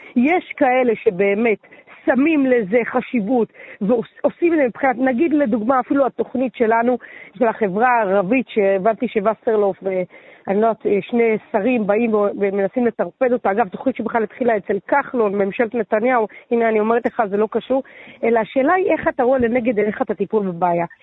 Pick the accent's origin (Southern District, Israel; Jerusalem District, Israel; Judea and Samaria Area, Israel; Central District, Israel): Central District, Israel; Netanya; also born or lived in Ra'anana; now in Tel Aviv, Israel; בעיקרון גדלתי בנתניה, אבל נולדתי ברעננה.